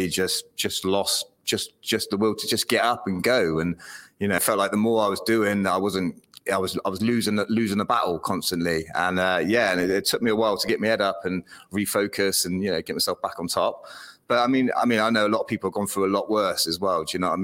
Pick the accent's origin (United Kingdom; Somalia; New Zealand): United Kingdom; Weston-super-Mare, South West England; I'm from Weston-super-Mare.